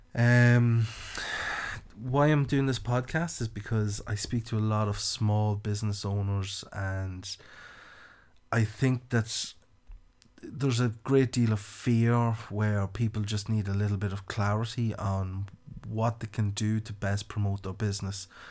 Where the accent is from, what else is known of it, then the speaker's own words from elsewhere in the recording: County Louth, Ireland; accent: country; also born or lived in Copenhagen, Denmark; I'm from County Louth in, uh, the Republic of Ireland